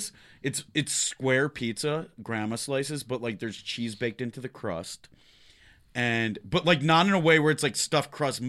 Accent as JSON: {"language": "English", "town": "Detroit", "region": "Michigan", "country": "United States", "tie": "born or raised there", "said": "Windsor. I grew up in Detroit, so."}